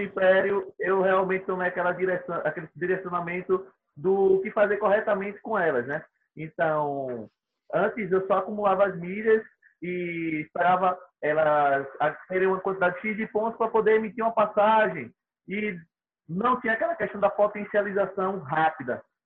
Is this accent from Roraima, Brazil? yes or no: no; Aracaju, Sergipe, Brazil; Eu sou de Aracaju, Sergipe